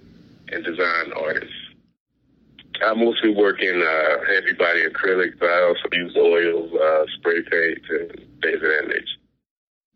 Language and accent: English; Goldsboro, North Carolina, United States; moved away as an adult; now in Kinston, United States; Currently located in Kinston, with a SMART Kinston program, but I'm from Goldsboro